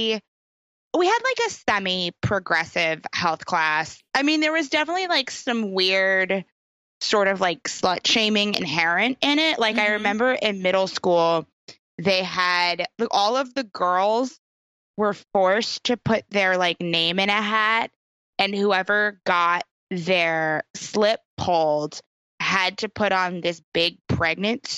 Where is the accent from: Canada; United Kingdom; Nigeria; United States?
United States; New York; I grew up in New York State